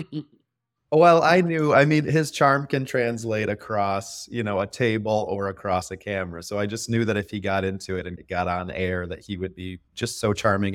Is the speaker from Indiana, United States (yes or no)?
yes; northwest Indiana, United States; moved away as an adult; also born or lived in West Michigan; now in Grand Rapids, United States; I grew up in the top corner of Indiana